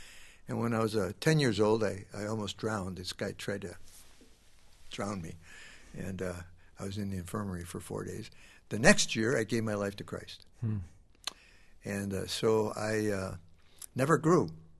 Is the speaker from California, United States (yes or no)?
no; Chicago, Illinois, United States; now in Minneapolis, United States; I grew up in Chicago.